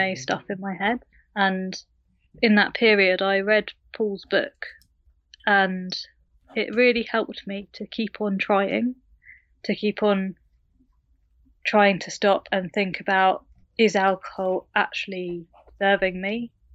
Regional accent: United Kingdom; I live in the U K, as you can tell by my accent.

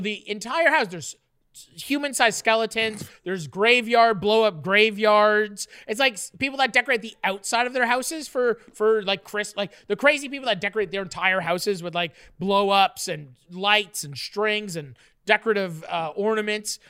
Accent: Ontario, Canada; also born or lived in Nova Scotia; I was in grade four, and it, it was when we moved to Ontario from Nova Scotia

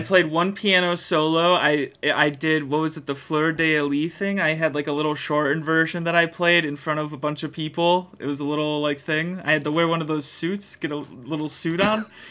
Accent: Greenfield, Wisconsin, United States; I am from Greenfield. I am from Greenfield

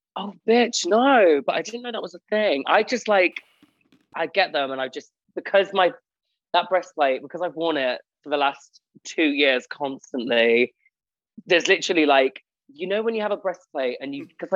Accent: Spalding, East Midlands, United Kingdom; moved away as an adult; now in Manchester, United Kingdom; I'm originally from Spalding, and I've literally just moved to Manchester

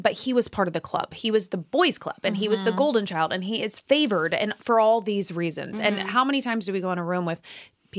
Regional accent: Midwest, United States; moved away as an adult; also born or lived in Indiana; I was from the Midwest. I lived in Indiana.

